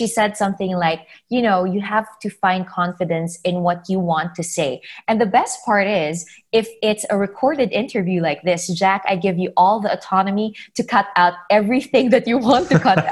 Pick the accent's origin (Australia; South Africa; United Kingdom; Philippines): Philippines; I come from the Philippines, and in our country, not a lot of people talk about mental health and mental health disabilities. I grew up being branded as just emotional or artistic